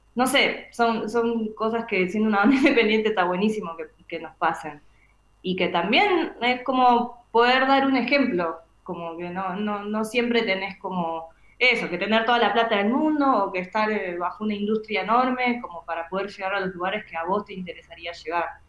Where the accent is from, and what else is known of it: Argentina